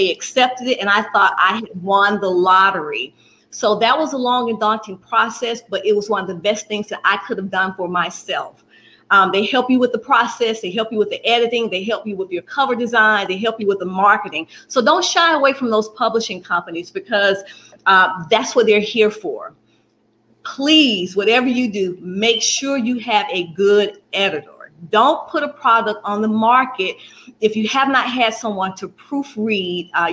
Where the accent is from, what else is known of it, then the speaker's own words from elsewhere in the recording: Birmingham, Alabama, United States; I'm in Birmingham, Alabama, born and raised Birmingham, Alabama